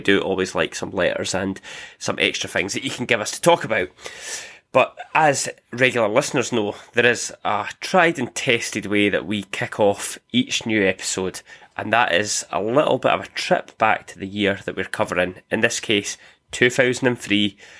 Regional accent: United Kingdom; So we are three folks from Scotland and England in the good old United Kingdom, and we're all film enthusiasts or cinephiles to varying degrees.

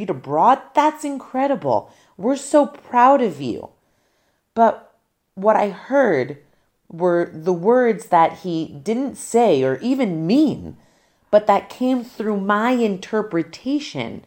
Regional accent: New Jersey, United States; When I returned to my hometown in New Jersey

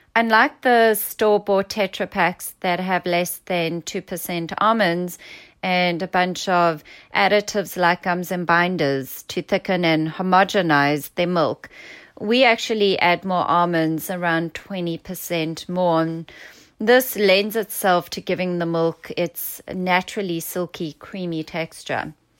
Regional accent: South Africa; accent: South African; now in San Diego, United States; my South African accent

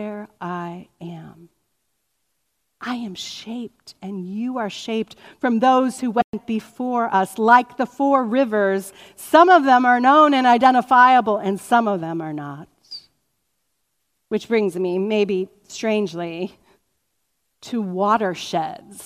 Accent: Cuyahoga Falls, Ohio, United States; I grew up in Cuyahoga Falls

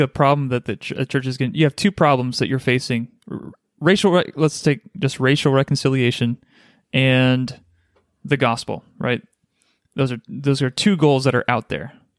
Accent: United States; born or raised there

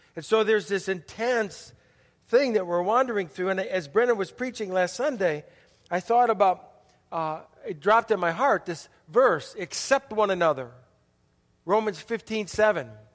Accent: Milwaukee, Wisconsin, United States; also born or lived in Chicago, Illinois; third grade, we moved from Chicago to Milwaukee

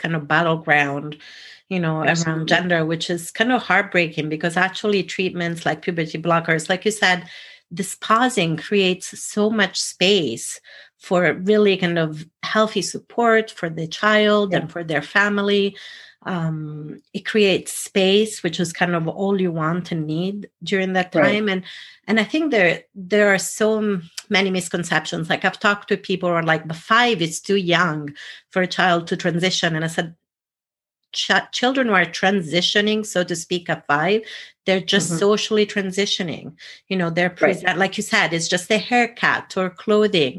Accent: Italy; moved away; I was brought up in Italy

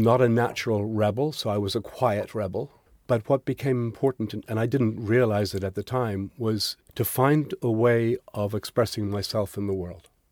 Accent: Ireland; So I'm Irish. I was born into Holy Catholic Ireland

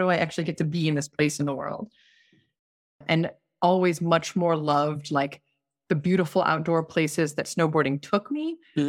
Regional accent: California, United States; So I grew up in Southern California, kind of moved all over, but by junior high, I was in Southern California in a very not outdoorsy family.

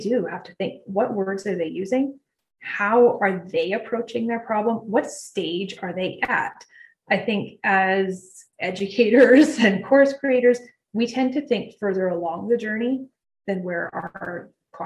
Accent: Canada; I'm Canadian

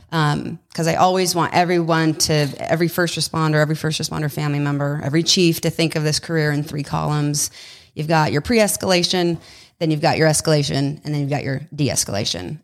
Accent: Southern California, United States; moved away as an adult; also born or lived in Los Angeles; now in Texas, United States; originally from Southern California

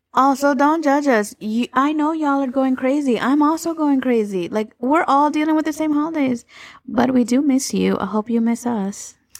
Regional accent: Florida, United States; I was born and raised in Florida

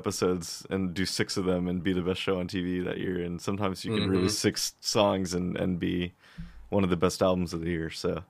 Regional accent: Midwest, United States; growing up in the Midwest

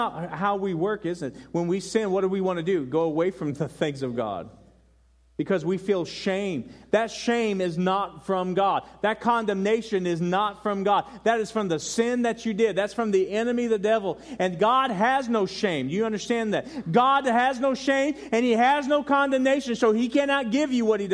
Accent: Denver, Colorado, United States; moved away; also born or lived in Carolina; I was born in Denver and I lived in Carolina

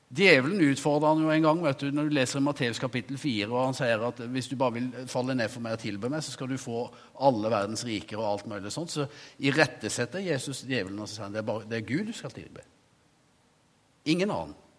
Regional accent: Norway; jeg som ung gutt en gang forvilla meg inn på kjøkkenet på forsamlingshuset hjemme på Veversøy

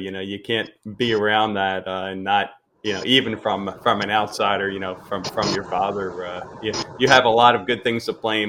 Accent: Pennsylvania, United States; moved away; Coming from Pennsylvania, there was like a little window where you got to eat outside.

